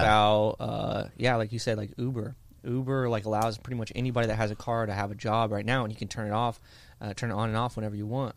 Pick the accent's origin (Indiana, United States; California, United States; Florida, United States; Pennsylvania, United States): Indiana, United States; I grew up in Indiana